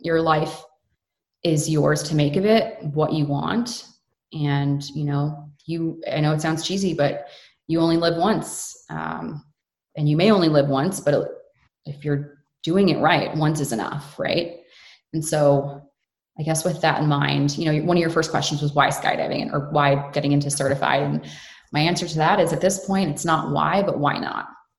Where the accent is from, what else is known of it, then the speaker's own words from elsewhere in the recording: United States; born there; I was born in the States, and then I have Canadian through my parents.